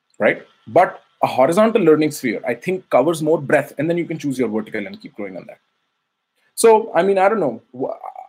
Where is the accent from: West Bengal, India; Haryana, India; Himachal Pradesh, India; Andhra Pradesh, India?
Haryana, India; Faridabad; moved away as an adult; now in New York City, United States; I grew up in India, Faridabad, near New Delhi. Faridabad is a suburb where I grew for the first 21 years of my life